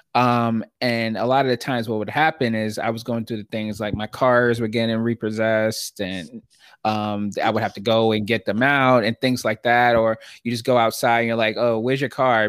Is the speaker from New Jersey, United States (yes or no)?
no; New York City, New York, United States; I grew up in Brooklyn, New York.